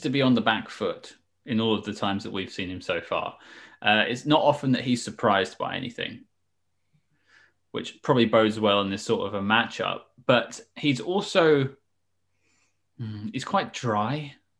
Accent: United Kingdom; I am clearly British.

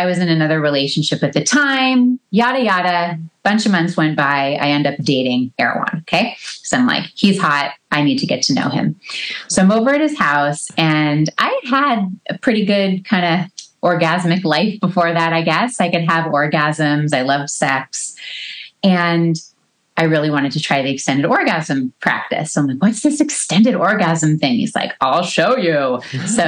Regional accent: Los Angeles, California, United States; moved away; I grew up in a suburb

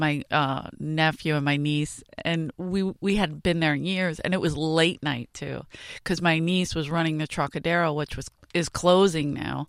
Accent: Philadelphia, Pennsylvania, United States; moved away; I grew up in South Philly

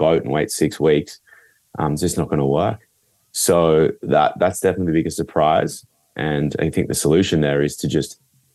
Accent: Northern Rivers, New South Wales, Australia; we're from the Northern Rivers. It's a beautiful, beautiful place

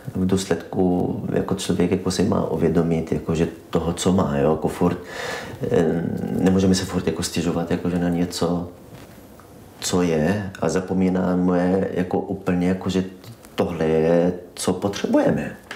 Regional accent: Israel; Czech is a second language; moved away as an adult; now in Brno, Czech Republic; Jsem palestinec z Izraele.

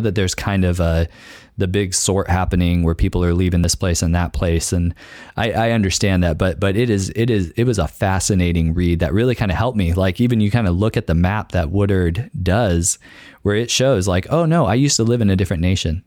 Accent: San Luis Obispo County, California, United States; moved away as an adult; also born or lived in Orange County, California / Long Beach, California / Tanzania; now in Tacoma, United States; I'm from San Luis Obispo County, um, lived in Orange County and Long Beach as well

